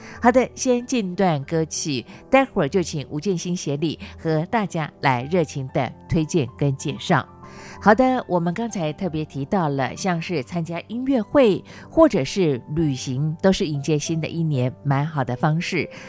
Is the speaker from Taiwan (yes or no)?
yes; Chiayi County, Taiwan; 在我的老家，在嘉义的阿里山上，